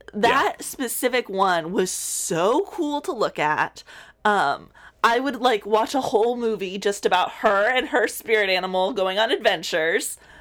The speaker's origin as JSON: {"language": "English", "region": "South Texas", "country": "United States", "tie": "born or raised there", "moved": "yes", "said": "I grew up in South Texas"}